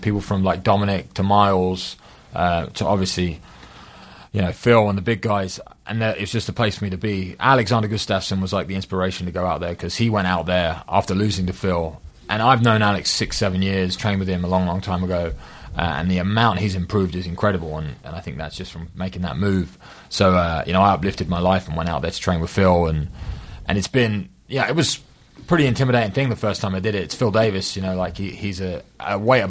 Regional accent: Chelmsford, East of England, United Kingdom; we worked at this club in Chelmsford, my hometown

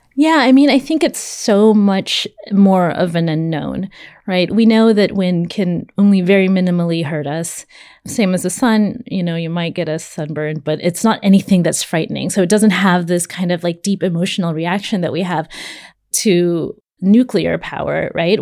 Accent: California, United States; I'm from California.

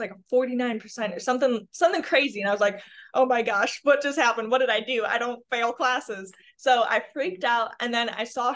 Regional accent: Chicago, Illinois, United States; now in Cincinnati, United States; I'm actually originally from the Chicagoland area

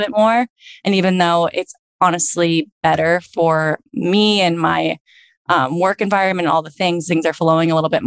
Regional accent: Virginia Beach, Virginia, United States; moved away as an adult; now in Los Angeles, United States; back in Virginia Beach in my hometown

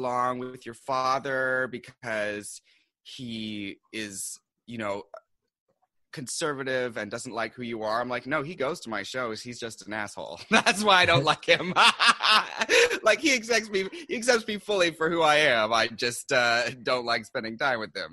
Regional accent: Seattle, Washington, United States; now in New York City, United States; I'm originally from Seattle. And I came here to do publishing

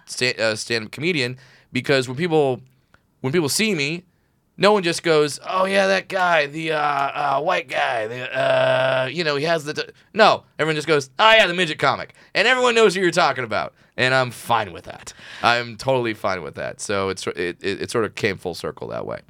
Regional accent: Orange County, California, United States; I grew up in Orange County

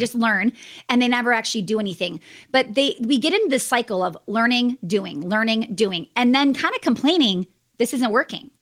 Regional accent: Wisconsin, United States; I'm from Wisconsin

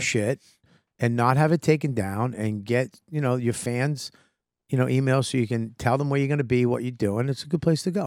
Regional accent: Boston, Massachusetts, United States; accent: Boston; my Boston accent

